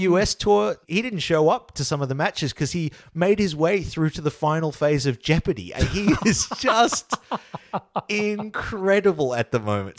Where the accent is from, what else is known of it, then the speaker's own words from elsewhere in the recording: Australia; as an Australian public